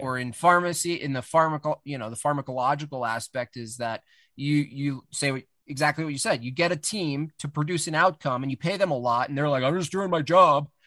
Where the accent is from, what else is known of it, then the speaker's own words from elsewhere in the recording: Hunter, New York, United States; moved away; I grew up in the Catskill Mountains